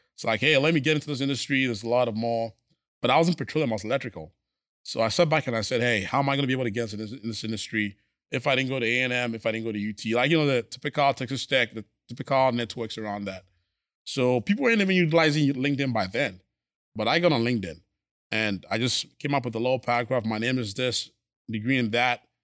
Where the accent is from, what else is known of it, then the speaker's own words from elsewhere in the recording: Ghana; moved away as an adult; also born or lived in Missouri / Minnesota / New York; now in Houston, United States; born and raised in Ghana